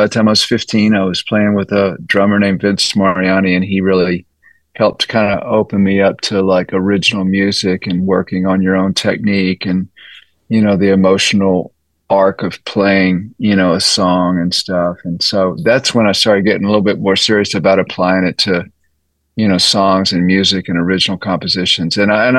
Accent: Austin, Texas, United States; You know, it was great because there was so much different styles of music that I just had a lot to draw from and learn from.

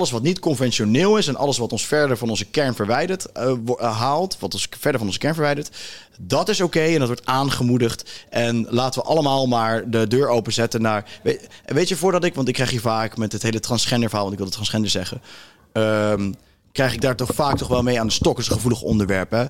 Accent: South Africa; Dutch is a second language; also born or lived in Cape Town; now in Netherlands; ik ben in Zuid-Afrika

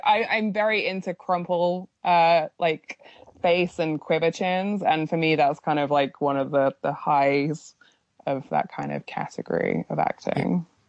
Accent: United Kingdom; I'm just being very British

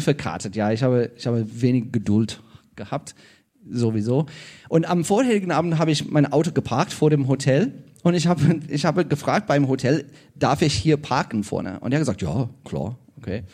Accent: South Africa; German is a second language; moved away as an adult; now in Germany; ich komme ursprünglich aus Südafrika, wie ich schon gesagt habe. Ähm, ja, und wohne hier in Deutschland seit 17 Jahren

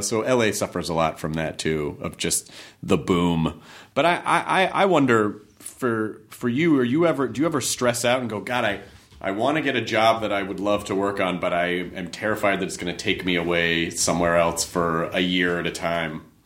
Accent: United States; being American

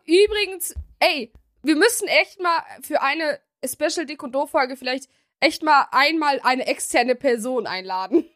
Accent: Germany; Wir sind ja auch in Deutschland geboren

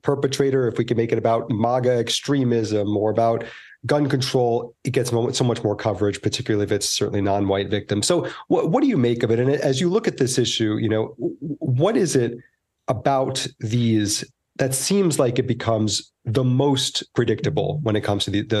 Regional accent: East Coast, United States; moved away; I grew up in the East Coast

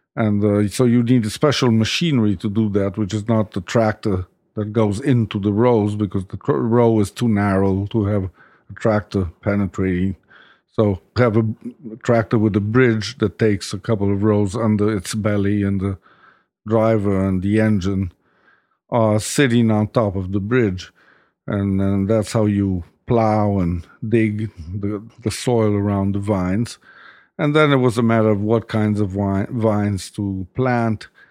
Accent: Rome, Lazio, Italy; moved away as an adult; also born or lived in New York; I've always been a Roman. I grew up in Rome

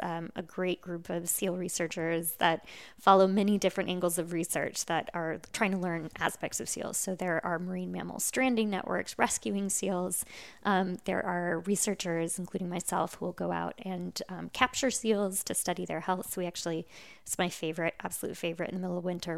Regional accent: California, United States; now in Cape Cod, United States; I grew up in California

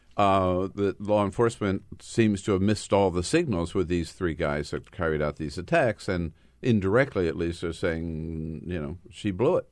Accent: California, United States; As a Californian

